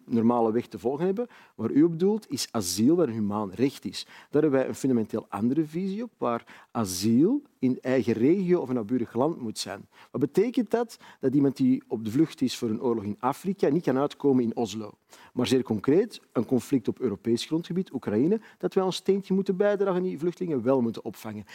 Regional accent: Antwerp, Flanders, Belgium; Ik ben opgegroeid in de Kennotstraat in Antwerpen

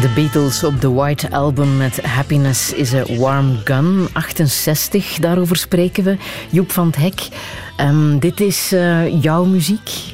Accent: Flanders, Belgium; wij het horen als Vlamingen

